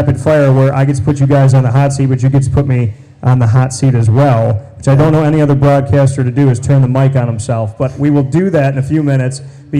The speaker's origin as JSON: {"language": "English", "region": "Central New York", "country": "United States", "tie": "born or raised there", "said": "Born and raised in Central New York, I was born on the north side. I live within walking distance of where we are right now."}